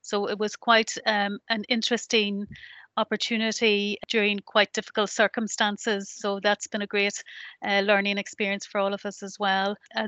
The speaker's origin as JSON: {"language": "English", "region": "Northern Ireland", "country": "United Kingdom", "lives_now": "Sligo, Ireland", "said": "I'm not originally from Sligo, I'm originally from the north of Ireland"}